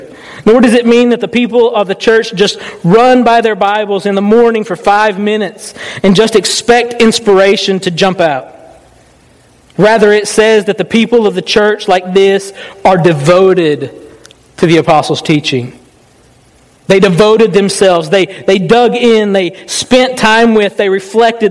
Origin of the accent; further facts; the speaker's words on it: the South, United States; I was raised in the South